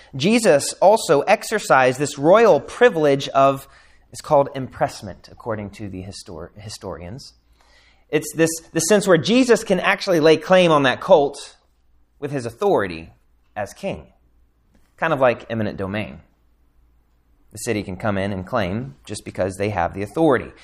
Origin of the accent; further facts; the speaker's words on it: United States; especially as Americans